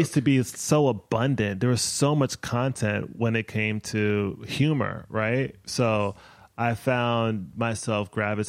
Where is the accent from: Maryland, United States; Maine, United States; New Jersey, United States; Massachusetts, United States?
Maryland, United States; moved away as an adult; now in Brooklyn, United States; I grew up in Maryland, born in Brooklyn, moved back to Brooklyn in 2012.